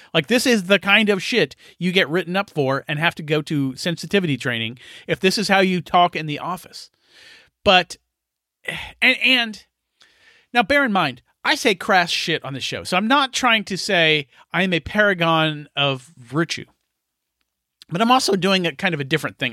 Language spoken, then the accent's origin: English; United States; I'm an American